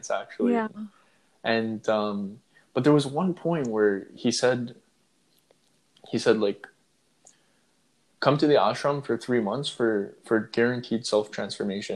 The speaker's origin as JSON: {"language": "English", "town": "Toronto", "region": "Ontario", "country": "Canada", "tie": "born or raised there", "said": "Toronto, which is my home city, Toronto"}